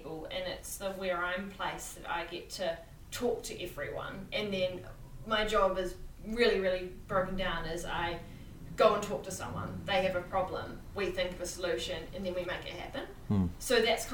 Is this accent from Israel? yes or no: no; Methven, Canterbury, New Zealand; also born or lived in Dargaville, New Zealand; I'm from Methven. So, well, actually, I was born in Dargaville in the North Island